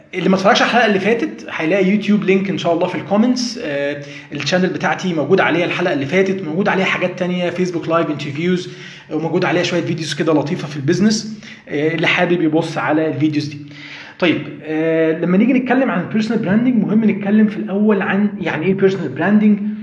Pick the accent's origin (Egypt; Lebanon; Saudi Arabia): Egypt; عندنا في مصر هنا